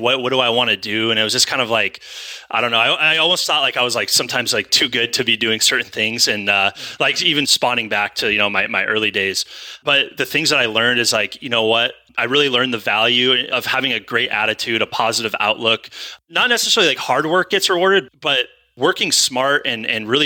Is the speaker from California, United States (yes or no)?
yes; California, United States; moved away as an adult; also born or lived in Idaho; it's my hometown. It's, you know, it's where I'm from.